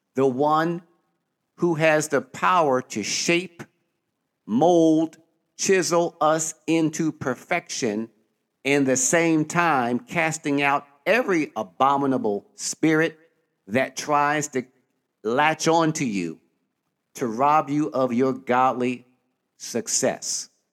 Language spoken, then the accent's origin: English; Philadelphia, Pennsylvania, United States; growing up in Philadelphia, Pennsylvania, or most people call it Philly